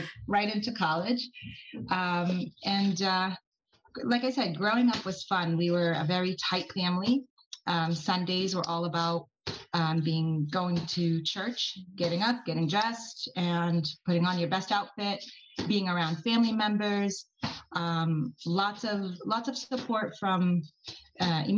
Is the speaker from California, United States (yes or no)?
no; Boston, Massachusetts, United States; now in Norwood, United States; I was born and raised in Boston